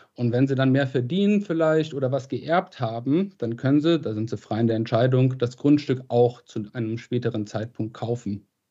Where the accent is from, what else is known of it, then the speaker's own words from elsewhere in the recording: Krefeld, North Rhine-Westphalia, Germany; moved away; also born or lived in Boston / Oxford / Madrid; Ich komme aus Krefeld, äh, bin Geschäftsführer